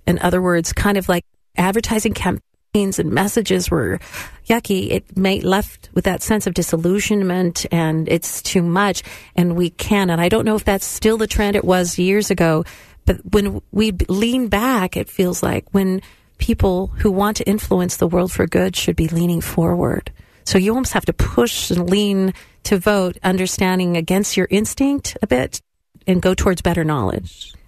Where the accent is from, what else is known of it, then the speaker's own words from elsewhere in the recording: California, United States; I'm from the West as well, California schools.